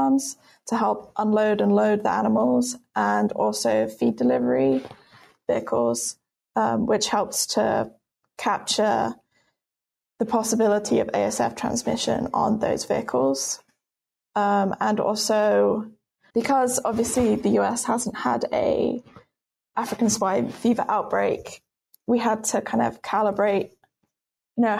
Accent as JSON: {"language": "English", "country": "United Kingdom", "moved": "as an adult", "lives_now": "United States", "said": "As you can tell from my accent, I'm not from the US. I'm actually British."}